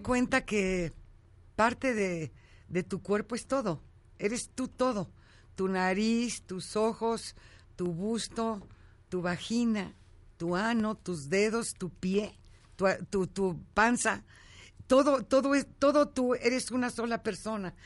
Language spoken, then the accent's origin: Spanish; Ojinaga, Chihuahua, Mexico; moved away; Soy de Ojinaga, Chihuahua. Nací en un ranchito ahí en, Cañada Ancha, un rancho de mi abuela. Entonces imagínate la crianza